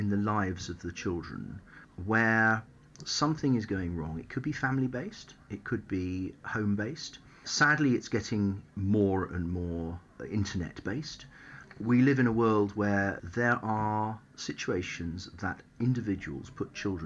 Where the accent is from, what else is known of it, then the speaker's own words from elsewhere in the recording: Taunton, South West England, United Kingdom; I was brought up in Somerset. I grew up in Taunton, went to Taunton School